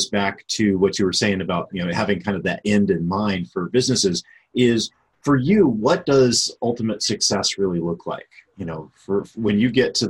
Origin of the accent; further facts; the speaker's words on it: Ocala, Florida, United States; I am originally from Ocala.